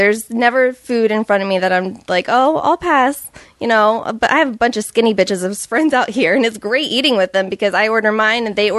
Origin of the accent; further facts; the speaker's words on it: Ohio, United States; Southeast Ohio, even worse. Okay. Appalachia.